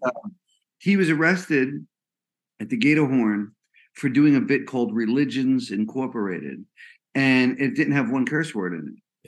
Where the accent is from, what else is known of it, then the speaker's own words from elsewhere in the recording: New Jersey, United States; also born or lived in Brooklyn, New York; I was born in Brooklyn, Italian American family. Lived in Jersey most of my life